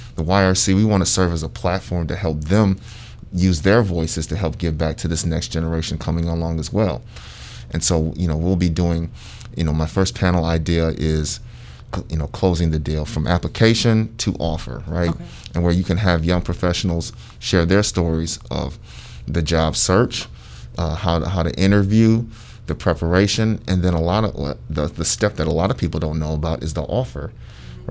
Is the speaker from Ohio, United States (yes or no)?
yes; Sandusky, Ohio, United States; moved away as an adult; I'm, I'm originally from Sandusky, Ohio